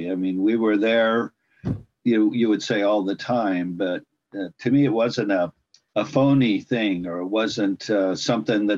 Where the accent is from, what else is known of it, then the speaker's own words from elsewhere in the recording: California, United States; I was born and raised in California.